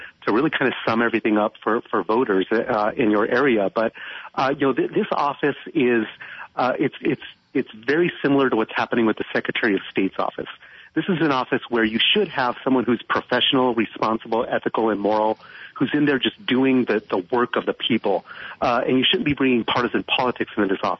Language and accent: English; Phoenix, Arizona, United States; I was born here in Maryvale is a community in West Phoenix. And if you're from Phoenix, you know this area, but I was born here, went to school here, and I've lived here for most